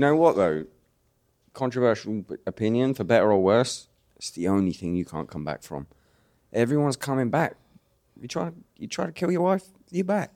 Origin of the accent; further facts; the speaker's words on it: United Kingdom; accent: British; my real British accent